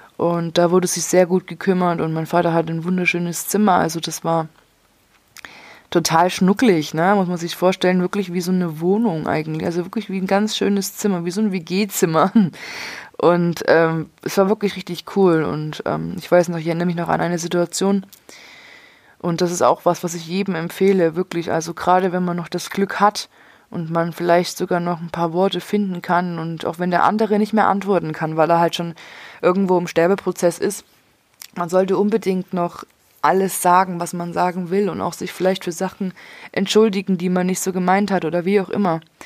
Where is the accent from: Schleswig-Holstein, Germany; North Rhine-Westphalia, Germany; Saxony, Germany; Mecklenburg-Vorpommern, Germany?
Saxony, Germany; Leipzig; now in Würzburg, Germany; von Würzburg, wo ich jetzt aktuell wohne, nach Leipzig, wo ich aufgewachsen bin